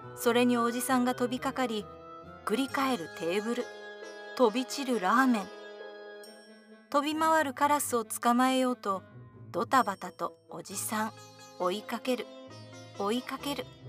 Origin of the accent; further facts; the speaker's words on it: Fukuoka, Japan; 私は福岡の人間なので